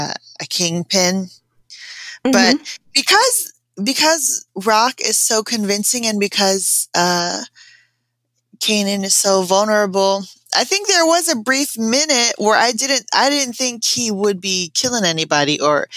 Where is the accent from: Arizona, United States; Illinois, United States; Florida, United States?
Florida, United States; also born or lived in Japan; even though I wasn't from New York, I grew up in Florida, and I also was a military brat that grew up in Japan, and even in Japan we had door knocker earrings.